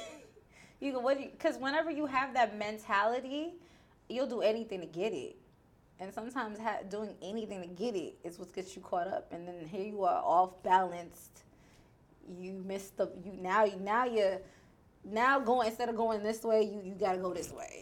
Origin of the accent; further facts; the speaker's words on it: New York, United States; now in Houston, United States; I'm from New York